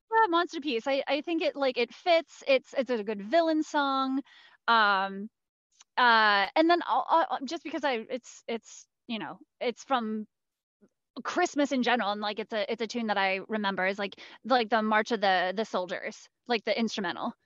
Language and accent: English; Cincinnati, Ohio, United States; I come from Cincinnati